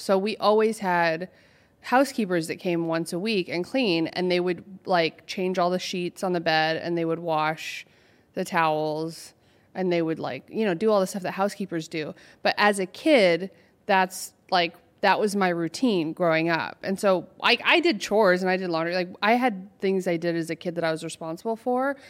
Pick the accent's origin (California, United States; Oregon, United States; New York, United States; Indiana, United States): Oregon, United States; Portland; moved away as an adult; now in Los Angeles, United States; I'm from Oregon originally